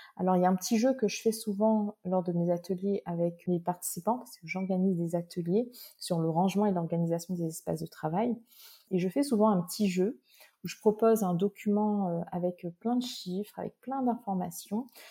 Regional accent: Réunion; je suis réunionnaise j'habite sur une magnifique île qui est l'île de la Réunion.

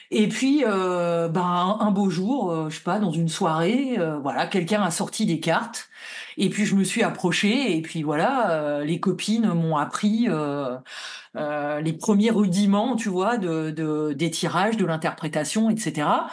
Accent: Lille, Hauts-de-France, France; je suis vraiment de la ville de Lille

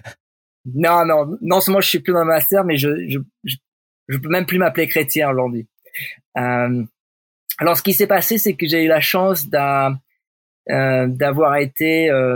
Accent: Switzerland; je suis un Suisse, parle français

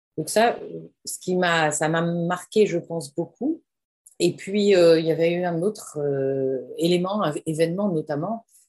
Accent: Amiens, Hauts-de-France, France; j'ai grandi à Amiens, dans un petit village à côté d'Amiens

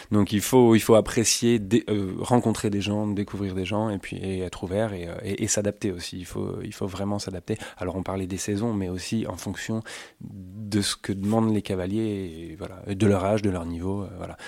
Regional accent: Suisse Normande, Normandy, France; j'ai grandi en Suisse normande

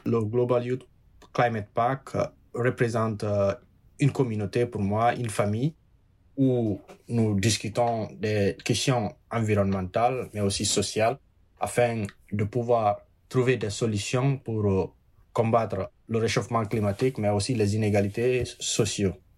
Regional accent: Dubréka, Guinea; also born or lived in Brooklyn, New York; now in New York, United States; J'habite à Brooklyn, New York. J'ai grandi en République de Guinée.

